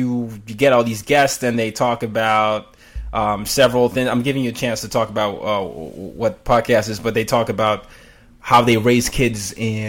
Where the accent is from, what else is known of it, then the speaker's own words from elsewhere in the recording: Nigeria; I had to learn the same because I'm Nigerian.